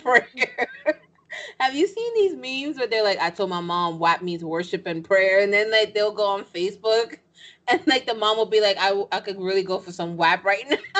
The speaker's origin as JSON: {"language": "English", "region": "New York", "country": "United States", "said": "I'm from New York. I'm Dominican"}